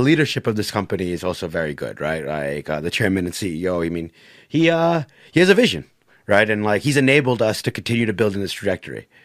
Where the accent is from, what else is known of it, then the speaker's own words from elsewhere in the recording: United States; My dad chose to move to America. Brought my mom with them. They had me and my siblings.